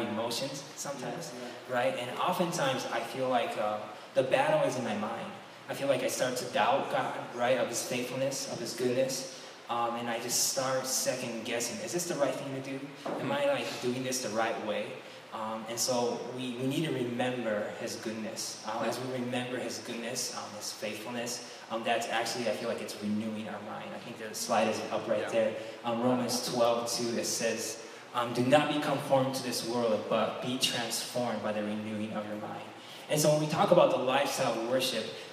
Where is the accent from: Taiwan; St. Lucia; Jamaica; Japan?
Japan; moved away; I am from Japan